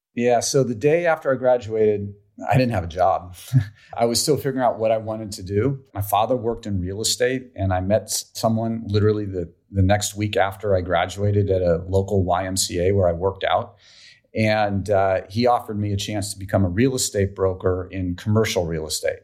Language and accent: English; Menlo Park, California, United States; I grew up in Menlo Park.